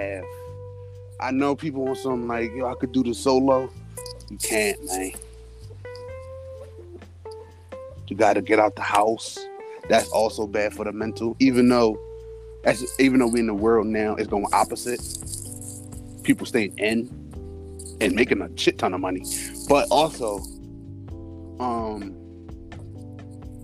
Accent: Philadelphia, Pennsylvania, United States; I'm from Philadelphia, PA

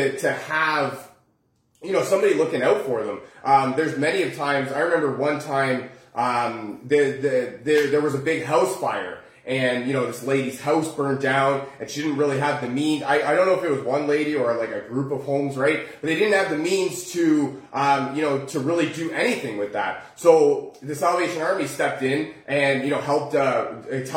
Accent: Oakville, Ontario, Canada; we're from Oakville

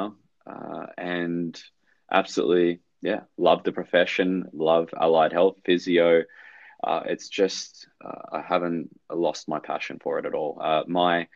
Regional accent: Melbourne, Victoria, Australia; moved away as an adult; now in Gold Coast, Australia; So I'm born in Melbourne. My dad's Sri Lankan. So our mum's Australian, so a bit of a half caste, but born in Melbourne and 1990 and moved up to the sunny Gold Coast in 2012

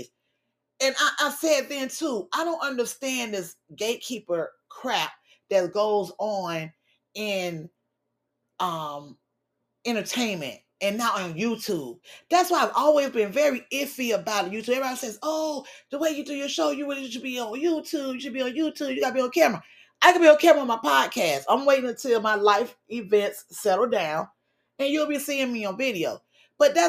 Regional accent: Miami, Florida, United States; we grew up hearing in Miami

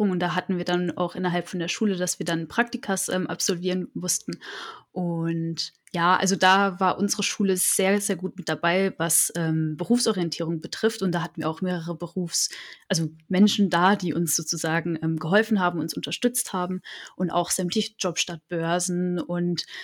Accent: Freiburg, Baden-Württemberg, Germany; ich komme aus Freiburg, und habe dort auch mein Abitur gemacht.

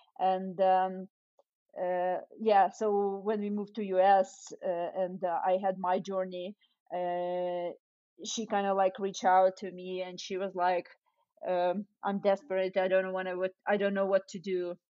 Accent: Ukraine; now in United States; So so when I moved from Ukraine to US, I got super excited about like all the variety of food and the portions and like different kind of cuisines, and you know, back in Ukraine, people don't take food with you from the restaurant.

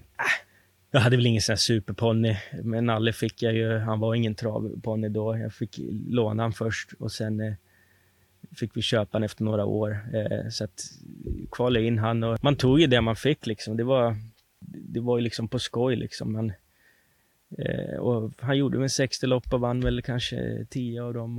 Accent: Sollentuna, Stockholm County, Sweden; Jag var uppvuxen i Sollentuna

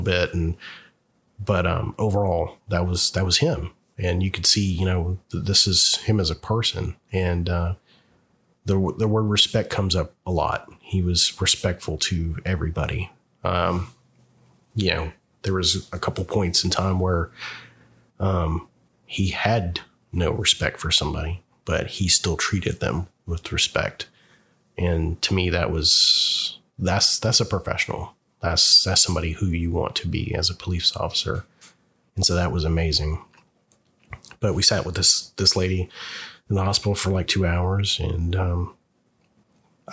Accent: the South, United States; moved away; I'm originally from the South

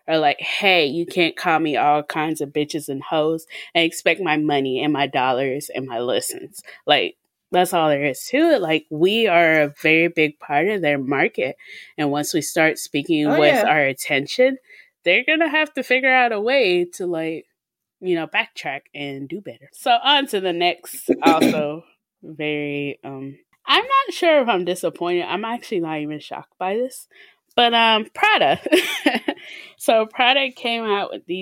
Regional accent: Mississippi, United States; we're from Mississippi.

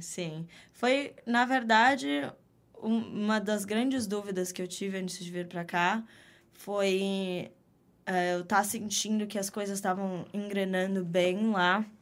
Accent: Jandira, São Paulo, Brazil; moved away as an adult; now in New York City, United States; nasci, vi o mundo pela primeira vez em São Paulo, Legal. mas cresci em Jandira

